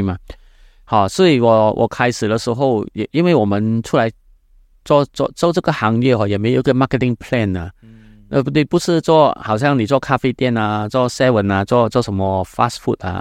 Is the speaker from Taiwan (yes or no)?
no; Malaysia; Chinese is a second language; 我是，呃，从马来西亚来的